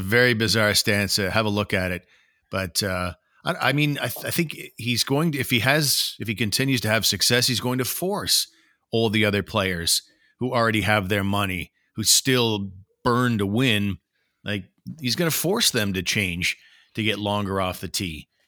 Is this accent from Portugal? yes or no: no; Canada; as a Canadian